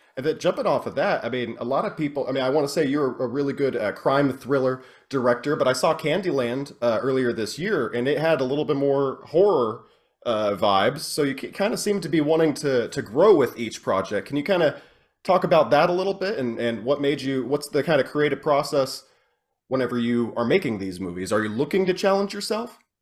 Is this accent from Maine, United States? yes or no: no; Oklahoma, United States; my hometown, and I'm from Oklahoma